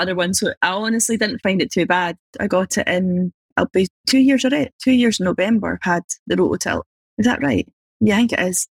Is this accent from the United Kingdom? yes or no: yes; Scotland, United Kingdom; I'm just from Scotland, it's pretty small.